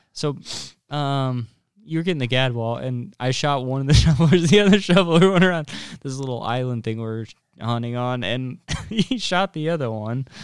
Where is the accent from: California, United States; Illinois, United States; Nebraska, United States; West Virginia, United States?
Nebraska, United States; North Platte; I'm from North Platte